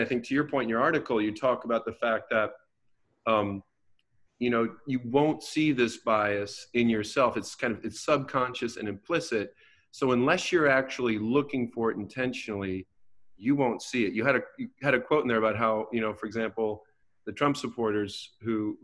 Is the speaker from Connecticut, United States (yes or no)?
no; West Michigan, United States; born or raised there; also born or lived in Detroit, Michigan / Baltimore, Maryland / Washington, District of Columbia, United States